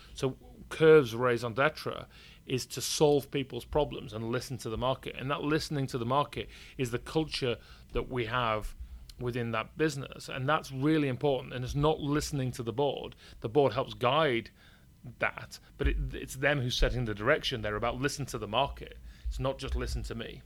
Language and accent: English; York, Yorkshire and the Humber, United Kingdom; accent: northern English; I was born in York, and you can probably tell by my northern English accent